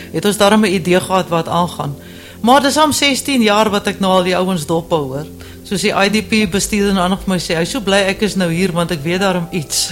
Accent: Cape Town, Western Cape, South Africa; also born or lived in Johannesburg; now in Deneysville, South Africa; lank lank gelede as ek in die Kaap gebore.

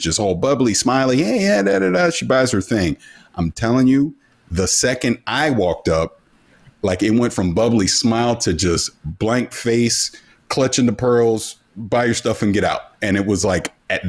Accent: South Florida, United States; moved away as an adult; also born or lived in Japan; I was born and raised in the South

